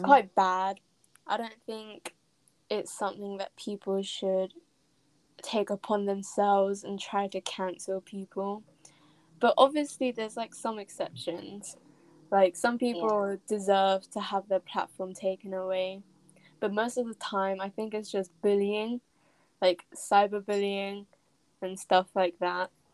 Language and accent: English; England, United Kingdom; I'm from England